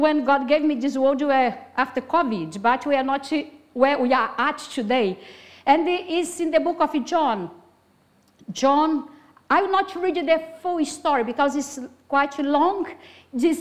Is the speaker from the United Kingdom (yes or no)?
no; Brazil; English is a second language; moved away; I'm Brazilian, have a very strong accent